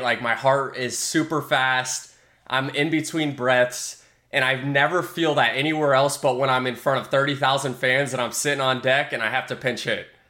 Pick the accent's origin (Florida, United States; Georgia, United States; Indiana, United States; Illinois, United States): Florida, United States; Tampa; Tampa Bay, my hometown team